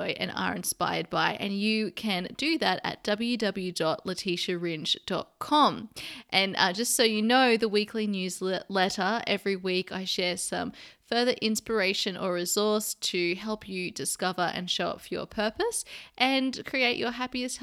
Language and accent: English; Sydney, New South Wales, Australia; now in London, United Kingdom; my hometown in Sydney, Australia